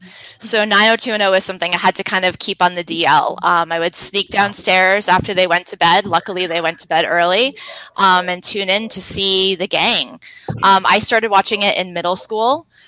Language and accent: English; Connecticut, United States; as a person who was born and raised in Connecticut